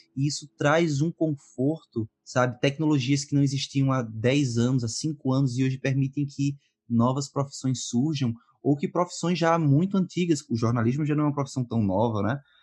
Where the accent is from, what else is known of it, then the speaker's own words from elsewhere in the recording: Pernambuco, Brazil; eu sou de Pernambuco.